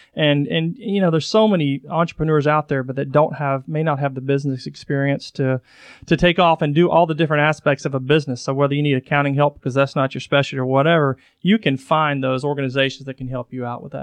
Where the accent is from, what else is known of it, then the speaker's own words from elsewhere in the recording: Chattanooga, Tennessee, United States; I'm born and raised in Chattanooga